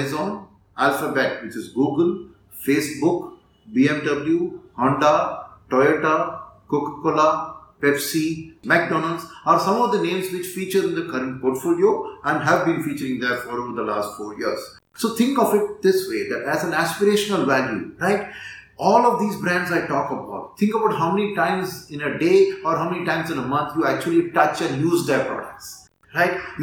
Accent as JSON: {"language": "English", "country": "India", "said": "as Indian investors"}